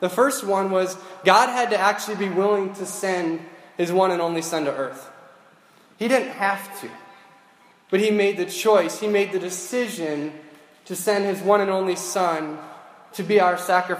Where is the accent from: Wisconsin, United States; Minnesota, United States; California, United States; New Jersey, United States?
Minnesota, United States; Grand Rapids; I was born and raised in Grand Rapids